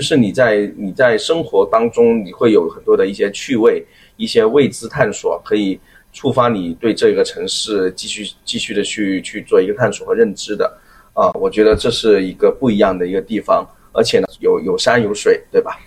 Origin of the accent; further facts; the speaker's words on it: Guangzhou, Guangdong, China; moved away as an adult; now in Hong Kong, China; 其实我来了香港五年多的一个时间，我自己会觉得说香港给我的一个感觉呢，一，就是因为我是广州人的话，那所以就是讲粤语天然就会很，很亲切，而且从小也嗯。会受到T V B的那些文化的一个渲染